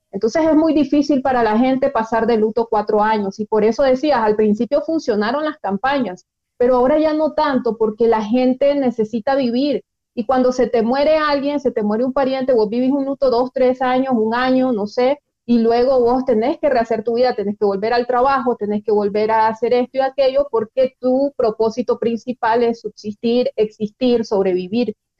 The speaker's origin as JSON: {"language": "Spanish", "country": "Nicaragua", "said": "como nicaragüenses"}